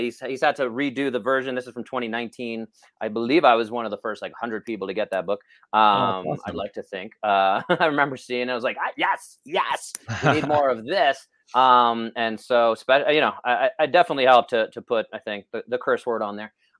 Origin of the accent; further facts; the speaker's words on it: New York, United States; I'm a New Yorker